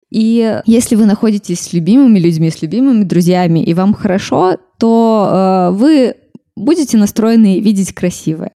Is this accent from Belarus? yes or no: yes; Minsk, Belarus; also born or lived in Mogilev Region; я росла в Минске